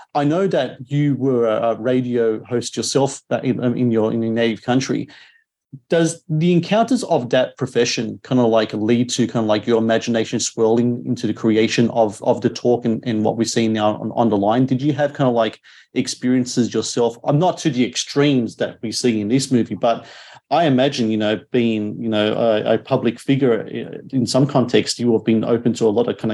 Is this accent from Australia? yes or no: yes; Australia; As an Australian myself